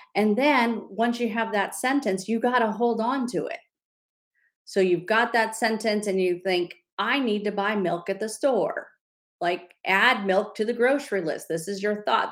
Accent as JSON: {"language": "English", "region": "California", "country": "United States", "said": "I'm from California"}